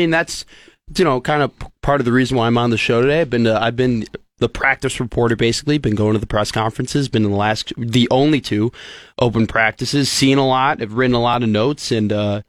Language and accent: English; Evanston, Illinois, United States; also born or lived in Chicago; now in Lincoln, United States; I was born in Evanston, Illinois